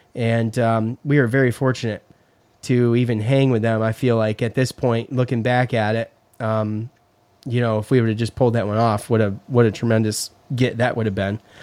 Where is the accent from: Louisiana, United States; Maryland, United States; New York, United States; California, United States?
New York, United States; Syracuse; I grew up in Syracuse